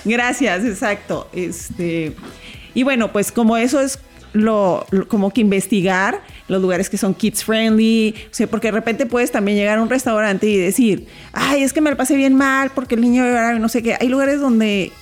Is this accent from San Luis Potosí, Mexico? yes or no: no; Mexicali, Baja California, Mexico; moved away; yo soy de Mexicali